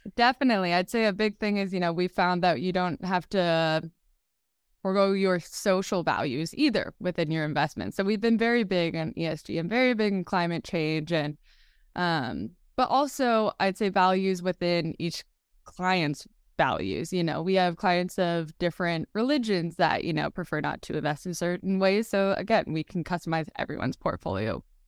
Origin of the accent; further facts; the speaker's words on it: Marin County, California, United States; I grew up in Marin County, California